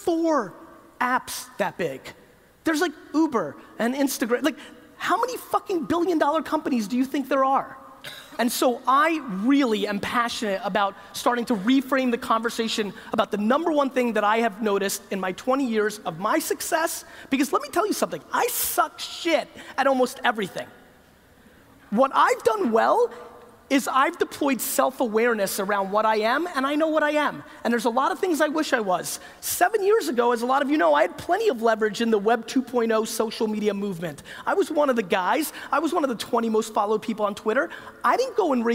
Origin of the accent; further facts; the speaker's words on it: United States; When I grew up in the United States